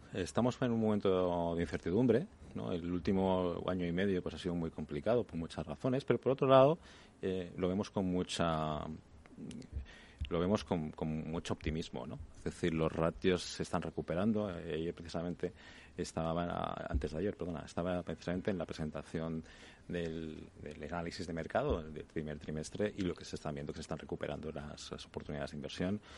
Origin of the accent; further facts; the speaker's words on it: Barcelona, Catalonia, Spain; now in Madrid, Spain; Yo que soy de Barcelona